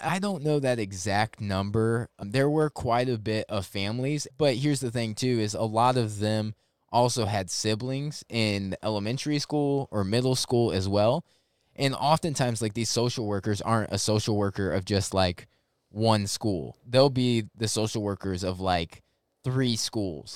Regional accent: St. Louis, Missouri, United States; moved away as an adult; now in Jacksonville, United States; I actually grew up in Saint Louis, Missouri. Grew up there, lived twenty-two years of my life

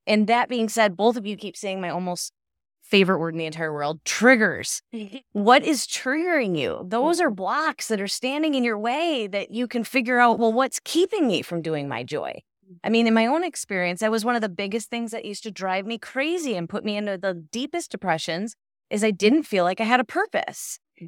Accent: Michigan, United States; moved away; I was raised up in Michigan, so it was a lot different seeing the snow covered on the lights and stuff.

